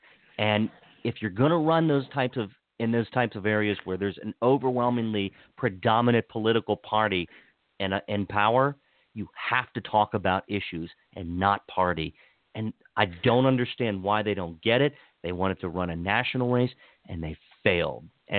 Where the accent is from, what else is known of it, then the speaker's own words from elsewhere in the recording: Washington County, Maryland, United States; where I grew up in Washington County